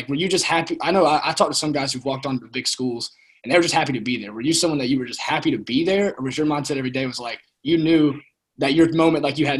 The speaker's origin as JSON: {"language": "English", "region": "South Carolina", "country": "United States", "said": "we're from South Carolina."}